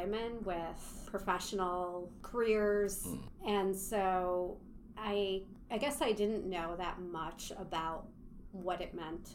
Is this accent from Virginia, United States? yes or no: no; Chicago, Illinois, United States; I am from Chicago. I grew up in Rogers Park, actually technically West Ridge